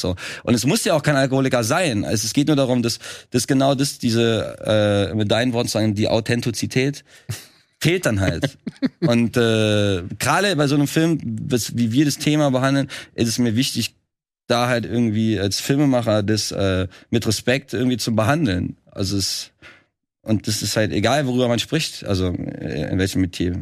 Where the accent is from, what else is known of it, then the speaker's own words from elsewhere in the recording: Trier, Rhineland-Palatinate, Germany; moved away as an adult; now in Berlin, Germany; Ich komme ja eigentlich aus Trier